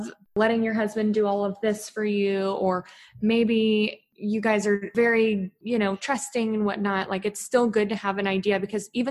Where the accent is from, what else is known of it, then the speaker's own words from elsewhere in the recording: Texas, United States; I'm from Texas